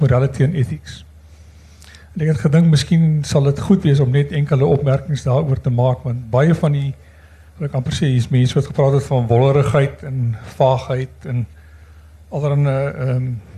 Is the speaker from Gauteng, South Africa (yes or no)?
no; Stellenbosch, Western Cape, South Africa; now in Windhoek, Namibia; ek beskou myself as 'n Stellenbosser, maar ek bly al 30 jaar